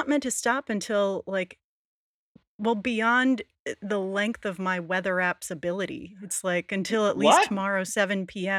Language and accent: English; New England, United States; I grew up in New England